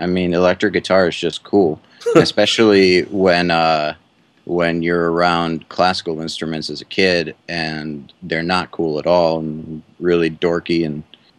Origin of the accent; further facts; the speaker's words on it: Atlanta, Georgia, United States; moved away as an adult; also born or lived in Cleveland, Ohio / Boston; now in Sanford, United States; growing up in Cleveland, but then the rest of the way was in Atlanta